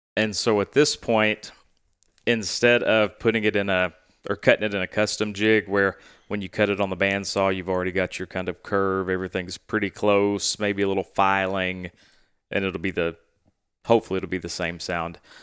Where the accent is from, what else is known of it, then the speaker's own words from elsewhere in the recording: Stuttgart, Arkansas, United States; also born or lived in Casco, Arkansas / Little Rock, Arkansas; growing up in Stuttgart